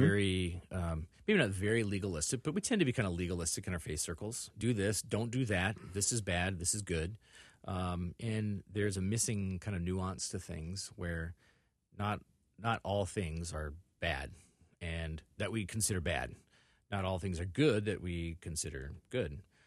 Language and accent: English; Illinois, United States; also born or lived in Indiana / Northwest Iowa; now in Minneapolis, United States; I was born in Indiana, and I lived there for about forty-eight hours, and then they sent me home to Illinois